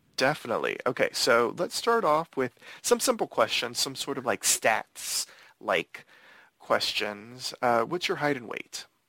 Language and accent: English; Miami, Florida, United States; also born or lived in Los Angeles; I was born in Los Angeles, but we mm-hmm. ended up moving to Miami.